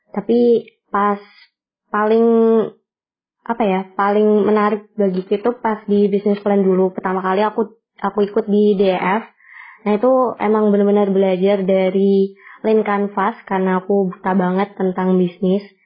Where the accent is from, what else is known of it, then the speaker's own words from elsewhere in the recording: Kudus, Central Java, Indonesia; Asalku dari Kudus, kota Kretek yang terkenal akan rokoknya.